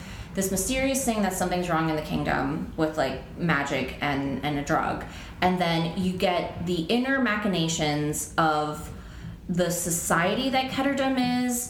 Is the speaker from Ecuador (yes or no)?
yes; Ecuador; now in United States; I am from Ecuador